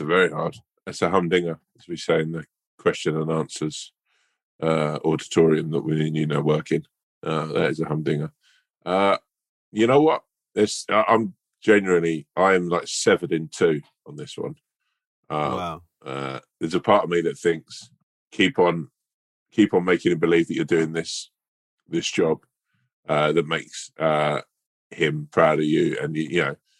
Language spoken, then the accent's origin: English; London, United Kingdom; I'm a Londoner